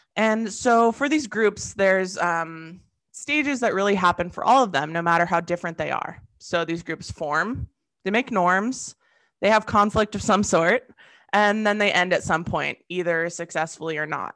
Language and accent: English; Southern California, United States; moved away as an adult; I'm originally from Southern California